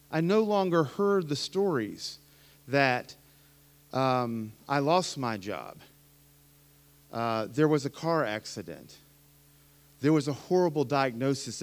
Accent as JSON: {"language": "English", "region": "Appalachia", "country": "United States", "tie": "born or raised there", "said": "I grew up in the mountains, right? I'm an Appalachian American. I went to an Appalachian Pentecostal church"}